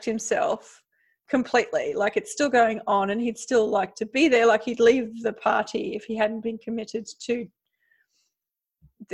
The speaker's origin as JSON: {"language": "English", "country": "Australia", "tie": "born or raised there", "moved": "as an adult", "lives_now": "Europe", "said": "I'm from Australia, all the other countries are so far away"}